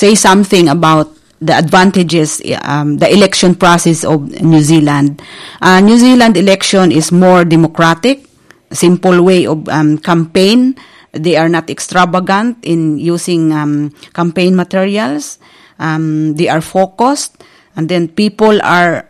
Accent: Philippines; As Filipino

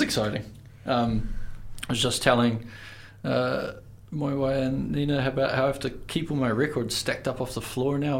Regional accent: Invercargill, Southland, New Zealand; moved away; I'm from Invercargill, and it's uh, we make some pretty grimy music down there

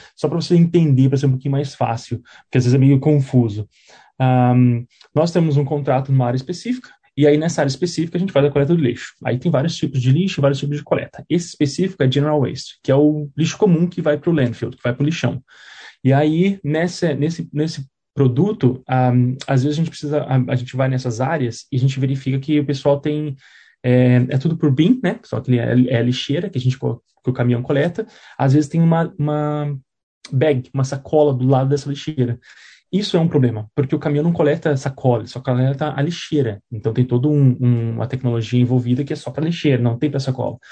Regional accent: Curitiba, Paraná, Brazil; moved away as an adult; now in New Zealand; Eu sou de Curitiba

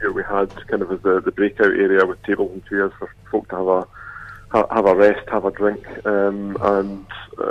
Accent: Edinburgh, Scotland, United Kingdom; now in Dunedin, New Zealand; I'm from Edinburgh originally.

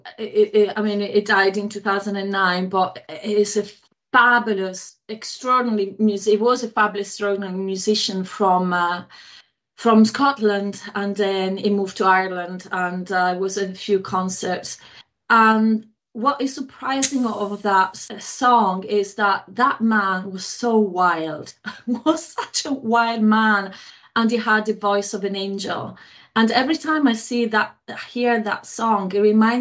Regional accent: Italy; English is a second language; moved away as an adult; now in Belfast, United Kingdom; I'm from Italy

